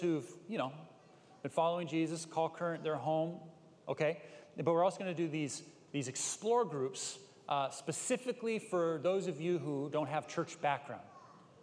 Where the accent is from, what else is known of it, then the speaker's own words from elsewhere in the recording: Bay Area, California, United States; I grew up in the Bay Area. My parents started a church in Berkeley